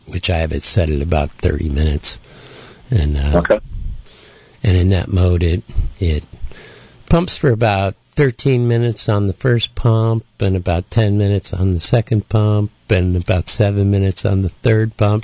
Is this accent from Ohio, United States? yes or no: yes; Oberlin, Ohio, United States; moved away; my hometown of Oberlin, Ohio